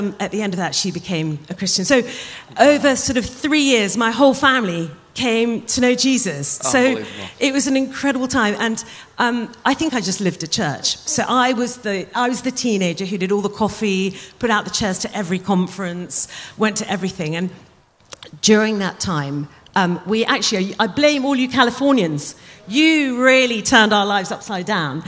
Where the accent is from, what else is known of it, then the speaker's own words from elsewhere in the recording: United Kingdom; we are really British